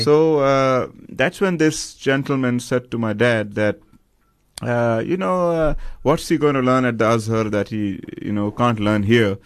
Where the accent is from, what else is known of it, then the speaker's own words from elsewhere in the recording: Medina, Medina Province, Saudi Arabia; moved away; I grew up in Medina